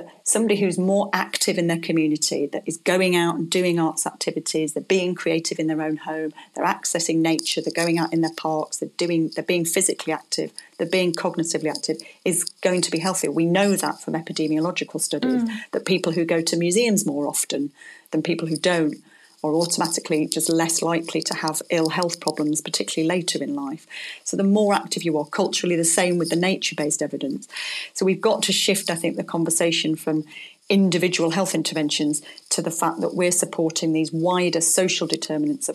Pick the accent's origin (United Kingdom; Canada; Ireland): United Kingdom; Blackpool, North West England; I come from Blackpool